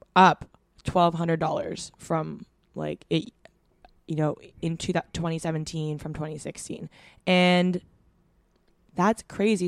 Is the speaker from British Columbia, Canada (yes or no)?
yes; Vancouver, British Columbia, Canada; growing up in Vancouver